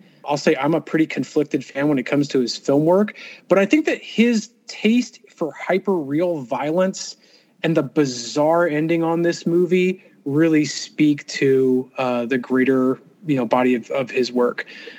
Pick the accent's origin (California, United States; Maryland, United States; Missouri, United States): California, United States; Los Angeles; And, you know, and maybe because I'm from Los Angeles, every time I ride a subway train